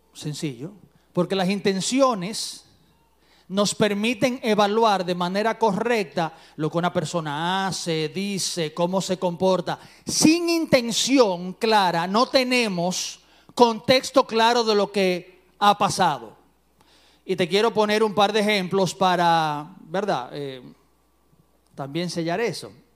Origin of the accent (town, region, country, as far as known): Dominican Republic